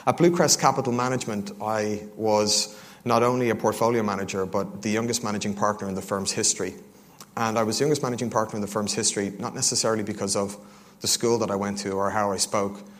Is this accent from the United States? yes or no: no; Dublin, Leinster, Ireland; now in London, United Kingdom; Originally, I moved over from Dublin, Ireland